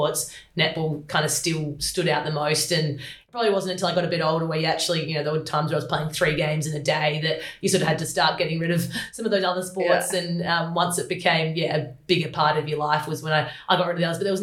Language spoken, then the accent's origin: English; Adelaide, South Australia, Australia; growing up in Adelaide, I'm the middle child.